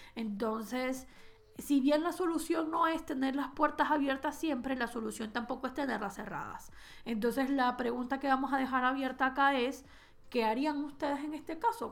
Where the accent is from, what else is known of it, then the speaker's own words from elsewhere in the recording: Venezuela; now in Spain; nosotros venezolanos lo podemos entender más que nadie, que salimos escapando de Venezuela